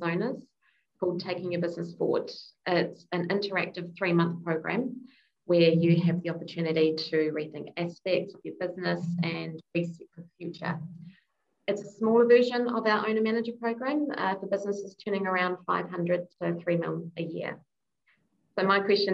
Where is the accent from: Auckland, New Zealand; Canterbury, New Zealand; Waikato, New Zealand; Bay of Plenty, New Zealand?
Waikato, New Zealand; Hamilton; a fellow Hamiltonian